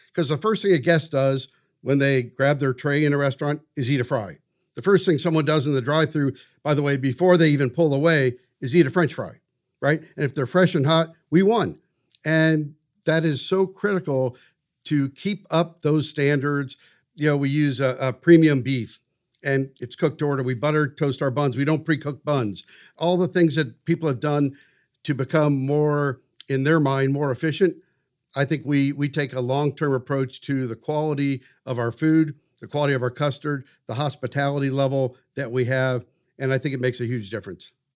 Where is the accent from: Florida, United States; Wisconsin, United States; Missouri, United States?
Missouri, United States; St. Louis; also born or lived in Washington, D.C.; now in Wichita, United States; I grew up in St. Louis.